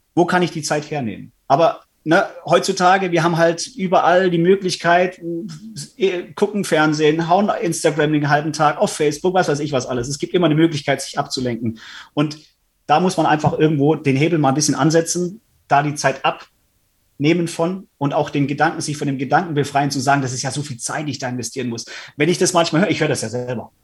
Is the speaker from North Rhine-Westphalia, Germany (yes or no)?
no; Stuttgart, Baden-Württemberg, Germany; Ich komme ja aus Stuttgart